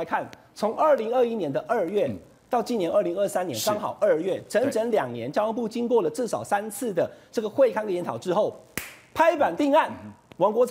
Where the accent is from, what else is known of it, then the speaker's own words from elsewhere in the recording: Taichung, Taiwan; 俊相哥，我台中人，台中已经有绿线了，